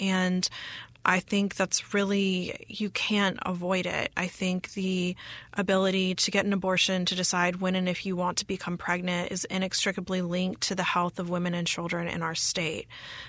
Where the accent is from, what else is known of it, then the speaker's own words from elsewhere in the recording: Mississippi, United States; moved away as an adult; also born or lived in New York / Washington, D.C.; I'm from Mississippi originally